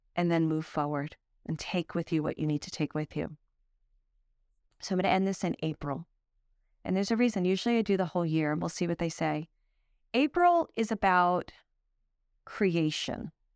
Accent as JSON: {"language": "English", "town": "Brooklyn", "region": "New York", "country": "United States", "tie": "born or raised there", "also_born_or_lived": "Manhattan", "said": "I grew up in Brooklyn, then moved to Manhattan"}